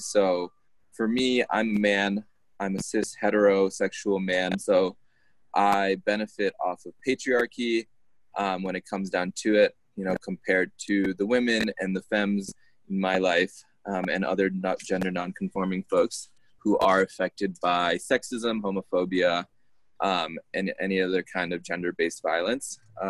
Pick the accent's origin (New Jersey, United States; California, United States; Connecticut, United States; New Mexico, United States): Connecticut, United States; born there; So I was born in Connecticut, so I'm an American citizen based off that.